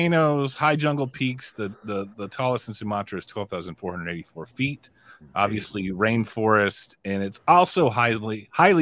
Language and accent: English; Houston, Texas, United States; I grew up in Houston, where it's like, okay, this is humid and disgusting aesthetically